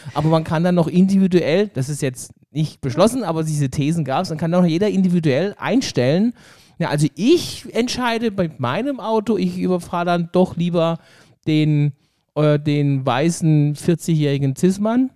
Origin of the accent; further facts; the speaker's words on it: Germany; als Deutscher